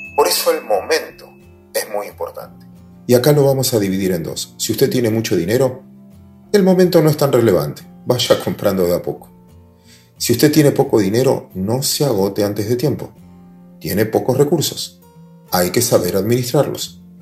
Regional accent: Argentina; Es en Argentina? ¿Es en mi país

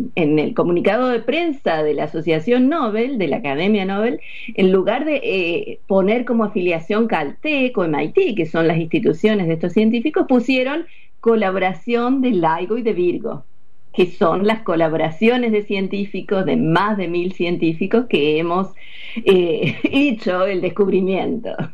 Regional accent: Córdoba, Argentina; now in United States; Yo nací en Córdoba, crecí en Córdoba, en la ciudad de Córdoba

